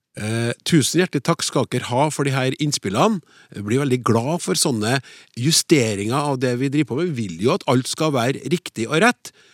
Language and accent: Norwegian; Norway; first language Norwegian; som nordmenn flest, med norsk som hovedmål